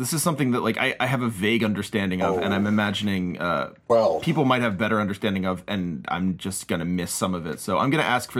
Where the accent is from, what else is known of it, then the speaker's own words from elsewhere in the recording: Philadelphia, Pennsylvania, United States; Philadelphia by way of Cardiff.